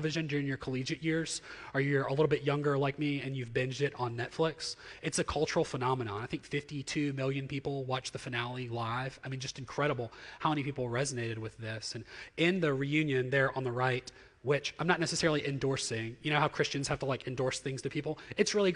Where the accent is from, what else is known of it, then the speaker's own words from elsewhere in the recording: Jackson, Mississippi, United States; So I'm thoroughly from here. I grew up in the Jackson Metro and have spent all my life here.